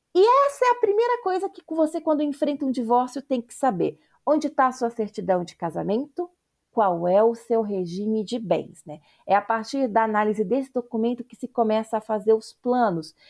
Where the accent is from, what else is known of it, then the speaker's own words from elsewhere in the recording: Paraná, Brazil; accent: paranaense, with interior of São Paulo and a touch of Recife; moved away as an adult; also born or lived in Campinas / São Paulo; eu sou uma paranaense que trabalhou e estudou em Campinas e em São Paulo por 10 anos